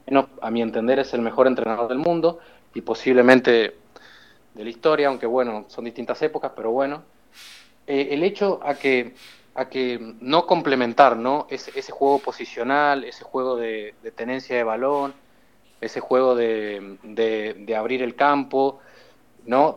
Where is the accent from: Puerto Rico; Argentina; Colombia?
Argentina; now in Barcelona, Spain; Yo como argentino